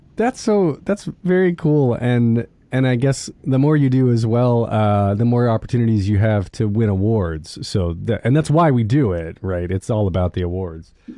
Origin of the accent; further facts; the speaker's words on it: New York City, New York, United States; as new yorkers you know we know i'm getting i'm getting my accent already